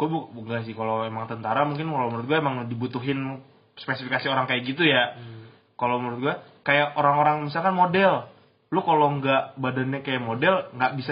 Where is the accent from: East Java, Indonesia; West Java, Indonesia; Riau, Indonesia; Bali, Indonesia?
West Java, Indonesia; Bogor; sobat Bandungku kalian welcome ke aku walaupun aku orang Bogor